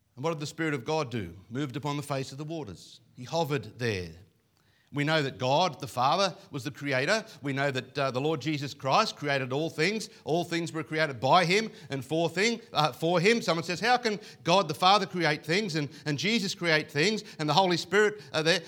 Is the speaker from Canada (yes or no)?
no; Coffs Harbour, New South Wales, Australia; I come from Coffs Harbour